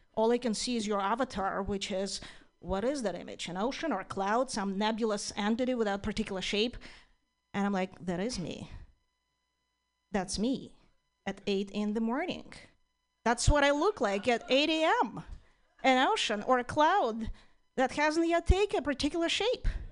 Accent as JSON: {"language": "English", "country": "Ukraine", "moved": "yes", "lives_now": "United States", "said": "I'm originally from Ukraine"}